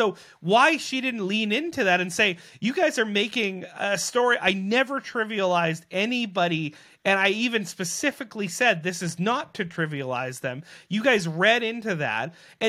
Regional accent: Selkirk, Manitoba, Canada; who's actually from the area that I grew up there in Selkirk

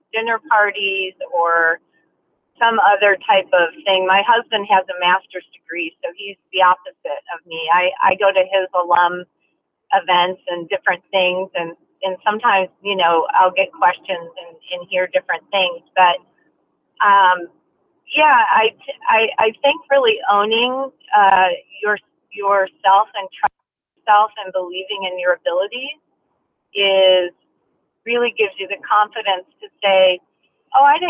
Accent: Michigan, United States; moved away as an adult; now in California, United States; I was born and raised in Michigan

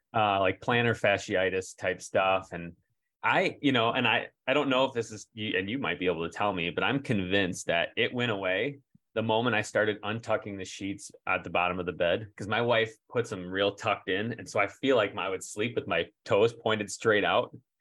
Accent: Michigan, United States; we're from Michigan

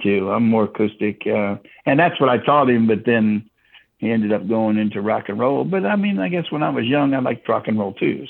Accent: Houston, Texas, United States; moved away; also born or lived in Florida / Virginia / Washington, District of Columbia, United States; I was originally born and raised in Houston, Texas, but I also lived in Florida and Virginia.

